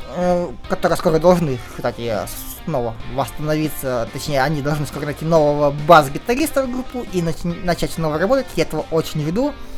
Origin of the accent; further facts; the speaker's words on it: Kirov, Kirov Oblast, Russia; Киров это мой родной город